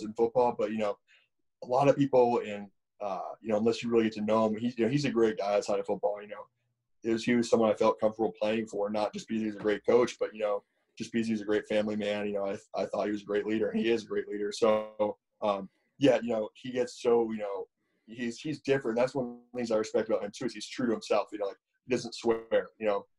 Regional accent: Connecticut, United States; there are some fields in my hometown

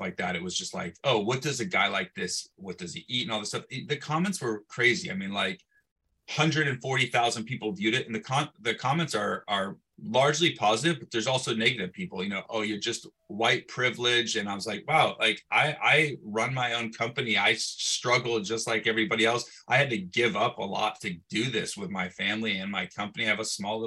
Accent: Bay Area, California, United States; I come back to my hometown. I'm in the Bay Area, smaller town

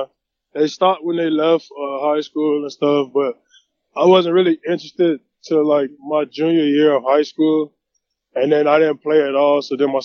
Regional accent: West Palm Beach, Florida, United States; I grew up in West Palm Beach, Florida, bounced around growing up, finally settled in West Palm.

